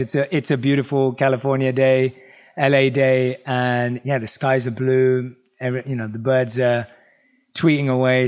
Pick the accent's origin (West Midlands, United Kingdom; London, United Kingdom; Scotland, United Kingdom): London, United Kingdom; growing up in England, obviously, I was born and raised in London.